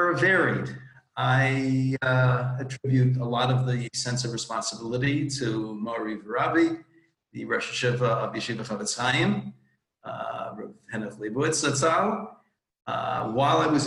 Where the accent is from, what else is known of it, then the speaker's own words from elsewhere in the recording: New York City, New York, United States; moved away as an adult; now in Los Angeles, United States; I'm from Manhattan, like most other Jews around the world, and lived there through marriage and kollel